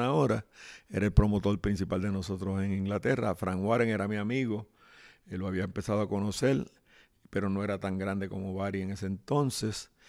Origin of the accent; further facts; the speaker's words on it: Guaynabo, Puerto Rico; los barrios de mi pueblo, que se llama Guaynabo City.